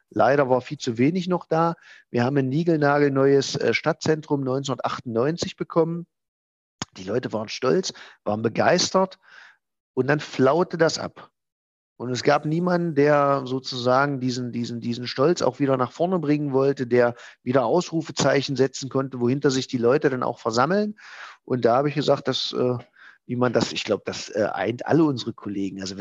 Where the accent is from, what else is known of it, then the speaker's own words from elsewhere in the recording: Halberstadt, Saxony-Anhalt, Germany; meine Heimatstadt, ich bin ja gebürtiger Halberstädter, noch weiter voranbringen